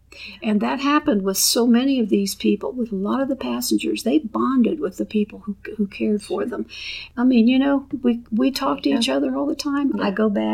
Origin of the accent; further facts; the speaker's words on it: Vinton County, southeast Ohio, United States; moved away; I'm originally from Vinton County in the foothills of the Appalachian Mountains